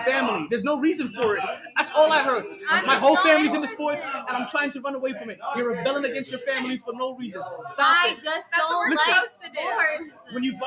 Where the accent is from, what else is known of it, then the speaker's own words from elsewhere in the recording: New York, United States; I'm a New Yorker through and through.